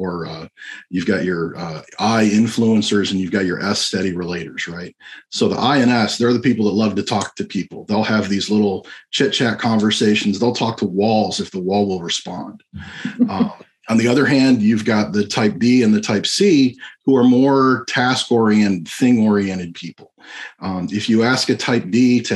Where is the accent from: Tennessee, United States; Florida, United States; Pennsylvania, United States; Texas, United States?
Florida, United States; I'm a magician from Florida